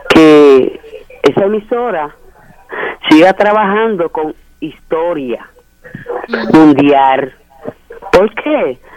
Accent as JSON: {"language": "Spanish", "region": "Puerto Plata", "country": "Dominican Republic", "moved": "as an adult", "lives_now": "Saint Croix, U.S. Virgin Islands", "said": "yo llevo aquí 40 años. Uh, yo soy de Puerto Plata."}